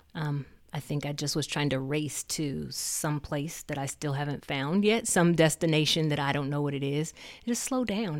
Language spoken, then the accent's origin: English; Muncie, Indiana, United States; moved away as an adult; also born or lived in Charlotte, North Carolina; I'm from Muncie, you know, the small town